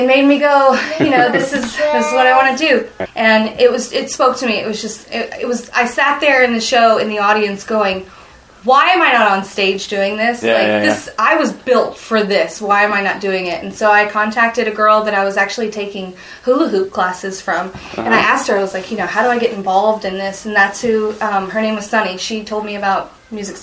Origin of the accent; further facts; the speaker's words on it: Nashville, Tennessee, United States; moved away as an adult; also born or lived in San Francisco / Los Angeles; I'm from here. I was born and raised in Nashville